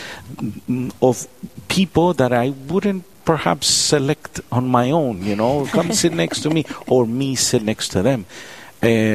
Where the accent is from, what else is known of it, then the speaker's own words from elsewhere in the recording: Miami, Florida, United States; moved away as an adult; We grew up in Florida, Miami, Florida